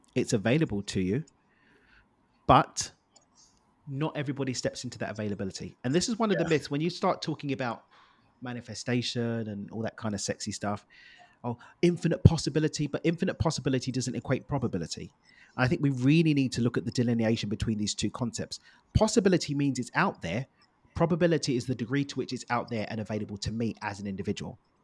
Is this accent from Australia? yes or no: no; London, United Kingdom; now in Cabo, Mexico; I born and raised in East London in the UK.